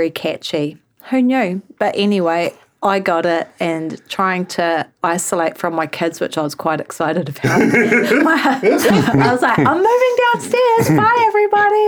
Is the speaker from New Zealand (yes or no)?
yes; Waiheke Island, Auckland, New Zealand; I grew up on Waiheke